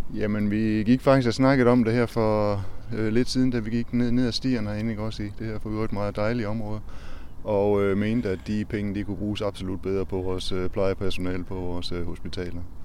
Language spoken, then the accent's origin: Danish; Aarhus, Central Denmark Region, Denmark; Vi kommer fra Aarhus